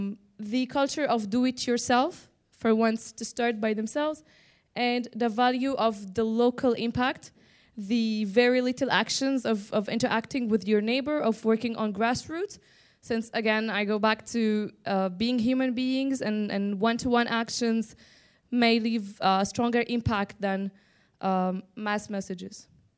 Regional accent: Egypt; from Egypt and I'm a young Mediterranean voice.

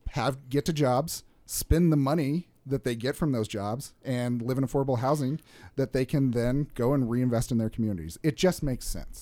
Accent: Salt Lake City, Utah, United States; also born or lived in Washington, D.C.; born and raised in Salt Lake City

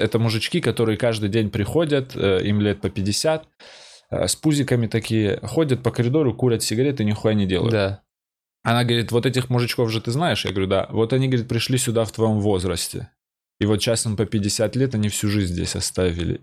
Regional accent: North Ossetia–Alania, Russia; moved away as an adult; also born or lived in Georgia; now in Moscow, Russia; я грузин, который живет в Осетии

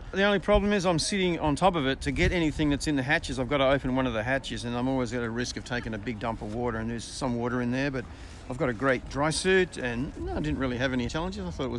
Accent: Perth, Western Australia, Australia; also born or lived in Anacortes, Washington, United States

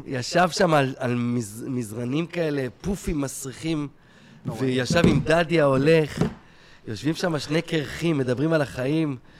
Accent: Kfar Saba, Central District, Israel; גדלתי בשכונה טובה בכפר סבא

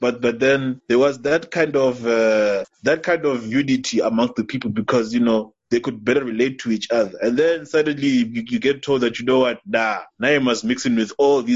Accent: South Africa; now you're South African

